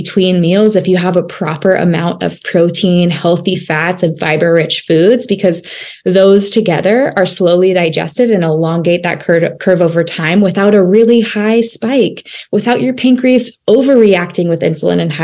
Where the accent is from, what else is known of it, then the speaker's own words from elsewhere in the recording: United States; as an American, as Americans and in our country